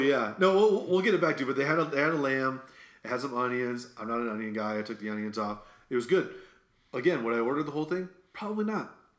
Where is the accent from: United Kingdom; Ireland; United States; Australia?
United States; Midwest; you can tell I'm from the Midwest just by saying